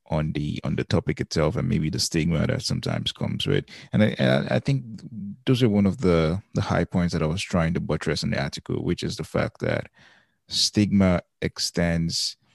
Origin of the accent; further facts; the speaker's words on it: Lagos, Nigeria; And so we grew up partly in Lagos, um, but we also grew up paddling um, the staff quarters there.